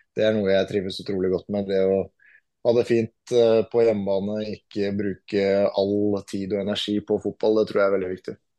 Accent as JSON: {"language": "Norwegian", "country": "Norway", "moved": "yes", "said": "langt unna familiemedlemmer som går bort hjemme i Norge"}